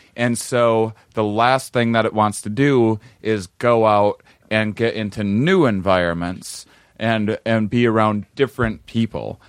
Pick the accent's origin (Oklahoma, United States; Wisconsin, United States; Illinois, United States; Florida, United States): Wisconsin, United States; I'm from Wisconsin, we eat very bland food there